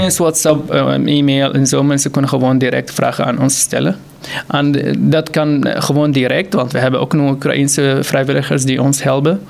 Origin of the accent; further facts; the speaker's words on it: Syria; Dutch is a second language; moved away as an adult; now in Utrecht, Netherlands; ik kom uit Syrië en ik was gewoon eh, door de stroom van vluchtelingen gekomen in 2015